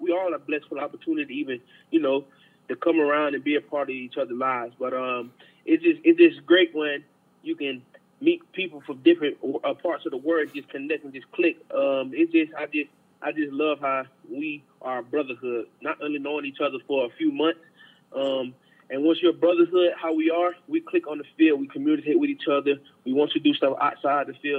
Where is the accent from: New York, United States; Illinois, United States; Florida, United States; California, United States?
Florida, United States; Jacksonville; I'm from Jacksonville, Florida